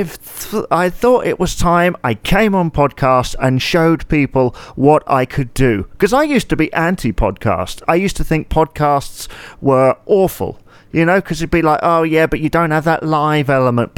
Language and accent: English; United Kingdom